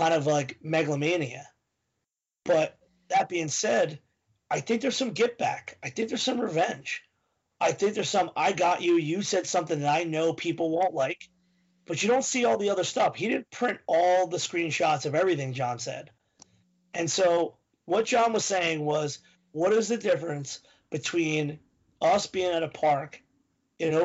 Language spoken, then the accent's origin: English; Philadelphia, Pennsylvania, United States